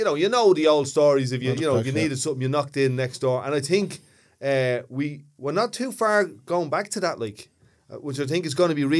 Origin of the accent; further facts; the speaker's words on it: Ballymun, County Dublin, Ireland; So that's kind of, in a Dublin context, I'm a Northsider. I'm from Ballymun, so I'm definitely working class.